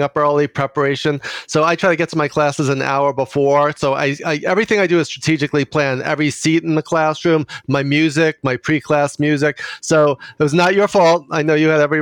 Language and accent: English; New York City, New York, United States; accent: Queens accent; I grew up in Queens with my grandparents on both sides, both in Queens